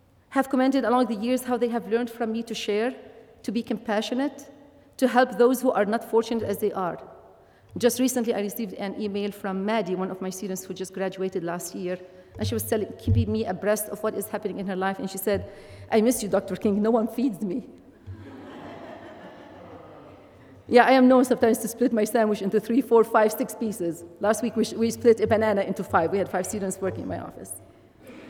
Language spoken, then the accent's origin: English; Lebanon; first language Arabic; English is a second language; moved away; In Lebanon, we are proud of our tradition of hospitality.